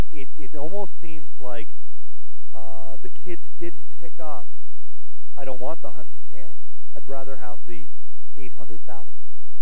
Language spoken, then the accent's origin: English; Port Hope, Ontario, Canada; growing up in Port Hope